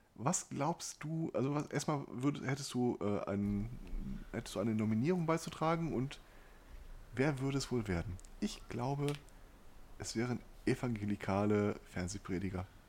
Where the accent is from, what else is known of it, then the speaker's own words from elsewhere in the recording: Ruhr area, North Rhine-Westphalia, Germany; hier bei uns im Pott